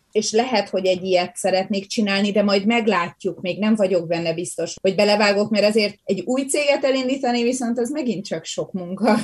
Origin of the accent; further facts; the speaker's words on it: Hungary; moved away as an adult; now in Canada; Én a természetemben még mindig magyar vagyok, és az is maradok.